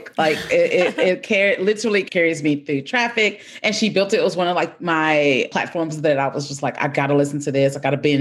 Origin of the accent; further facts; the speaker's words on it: Nashville, Tennessee, United States; also born or lived in Cookeville, Tennessee / Denver / Minnesota; I'm from Nashville